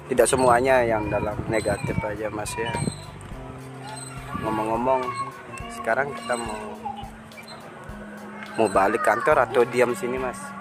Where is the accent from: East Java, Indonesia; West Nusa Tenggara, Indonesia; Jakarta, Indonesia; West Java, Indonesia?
West Nusa Tenggara, Indonesia; Saya orang Sumbawa, saya mas.